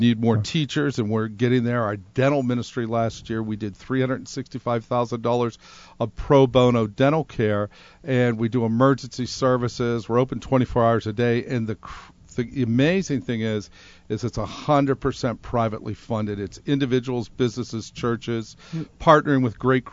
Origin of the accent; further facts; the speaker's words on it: Pittsburgh, Pennsylvania, United States; moved away as an adult; also born or lived in upstate New York; now in Rhode Island, United States; I'm from Pittsburgh, Pennsylvania, upstate New York.